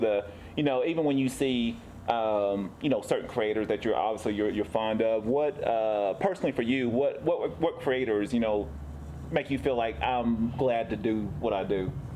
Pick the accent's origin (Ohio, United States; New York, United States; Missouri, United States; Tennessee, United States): Tennessee, United States; now in San Diego, United States; I'm actually from the East Coast. I'm from Tennessee